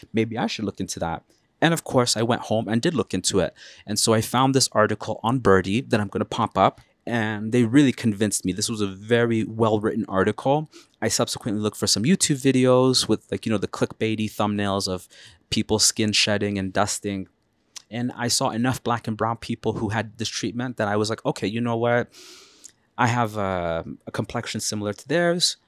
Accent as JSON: {"language": "English", "country": "Canada", "said": "as a Canadian person"}